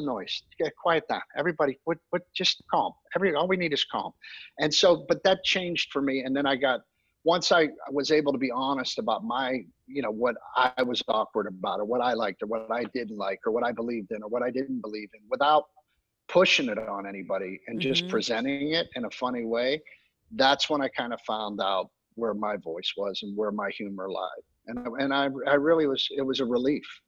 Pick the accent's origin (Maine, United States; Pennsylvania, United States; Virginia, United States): Pennsylvania, United States; Pittsburgh; moved away; also born or lived in Orlando, Florida; growing up in Pittsburgh, 10 years old